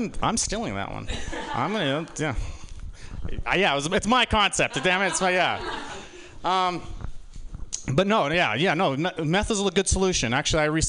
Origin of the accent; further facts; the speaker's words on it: Utah, United States; now in San Francisco, United States; I was born here in San Francisco, but I grew up in Utah